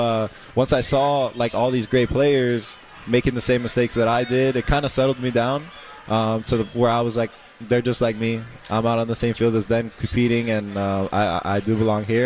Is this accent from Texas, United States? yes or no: no; Miami, Florida, United States; I'm from Miami